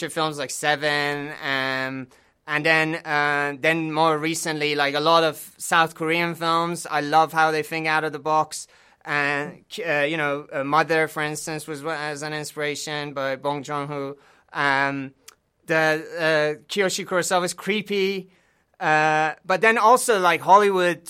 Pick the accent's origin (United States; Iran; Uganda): Iran; now in United Kingdom; growing up in Iran